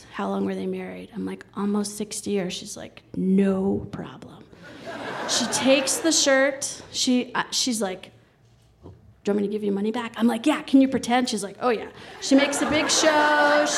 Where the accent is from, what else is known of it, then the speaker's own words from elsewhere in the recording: New York City, New York, United States; also born or lived in Colorado; I grew up in New York City